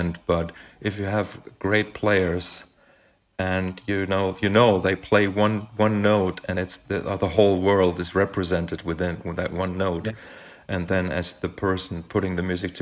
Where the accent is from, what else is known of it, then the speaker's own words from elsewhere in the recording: western Germany, Germany; I grew up in Western Germany